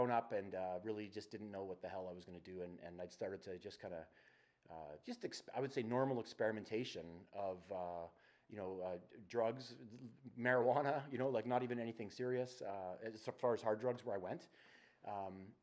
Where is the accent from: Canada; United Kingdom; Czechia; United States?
Canada; Strathmore, Alberta; also born or lived in Calgary; moved to Calgary when I was 17, out of a small town I grew up in Strathmore